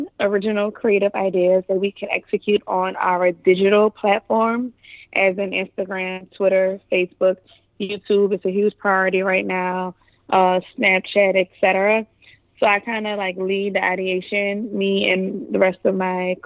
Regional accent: New Orleans, Louisiana, United States; moved away as an adult; also born or lived in Atlanta, Georgia; now in New York, United States; I'm from New Orleans, Louisiana. Born and raised. Gentilly, 7 Ward, 8 Ward

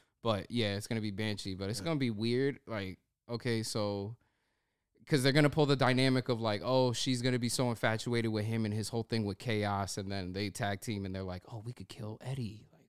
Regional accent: Australia; accent: Brooklyn; I got a Brooklyn accent, but I'm from Australia.

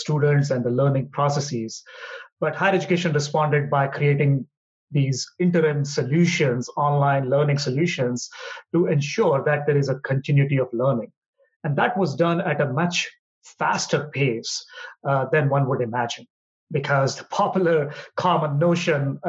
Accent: India; moved away as an adult; also born or lived in Hyderabad, India; now in Washington, D.C., United States; born and brought up in India

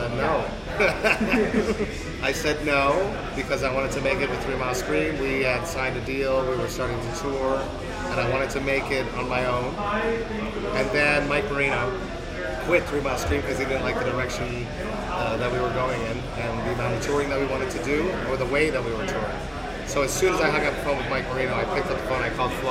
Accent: Deux-Montagnes, Quebec, Canada; also born or lived in Montreal; I come from Two Mountains, which is a small city outside of Montreal, and I played in bands there

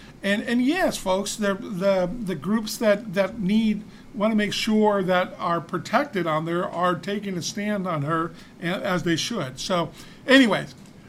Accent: Huntington Park, California, United States; now in Downey, United States; when I grew up in Huntington Park

